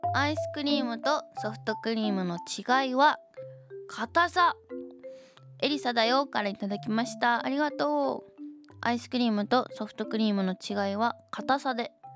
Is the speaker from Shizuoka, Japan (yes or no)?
yes; Shizuoka, Japan; 静岡県出身